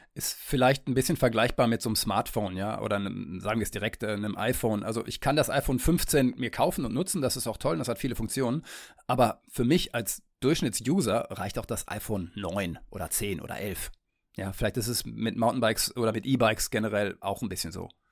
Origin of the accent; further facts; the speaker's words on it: Detmold, North Rhine-Westphalia, Germany; now in Kiel, Germany; in meine Heimat nach Detmold